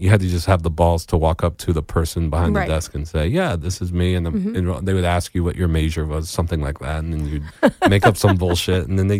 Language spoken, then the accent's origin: English; New Jersey, United States; In New Jersey.